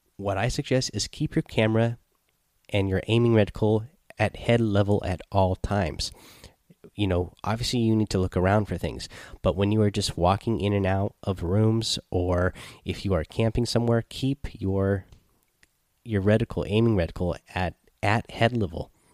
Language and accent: English; Seattle, Washington, United States; we are from Seattle